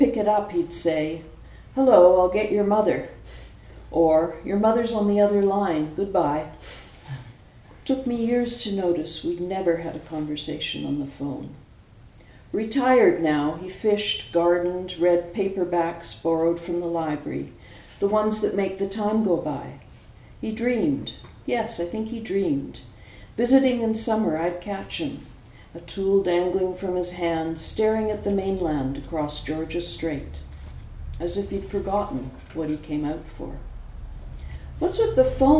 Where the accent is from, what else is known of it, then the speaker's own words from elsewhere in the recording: Vancouver, British Columbia, Canada; also born or lived in San Francisco Bay Area; now in France; I was born in Canada. I grew up on the west coast of Canada, Vancouver, and we're pretty Scottish there